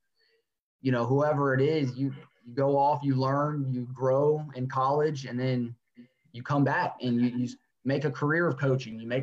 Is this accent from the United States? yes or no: yes; Florida, United States; growing up in Florida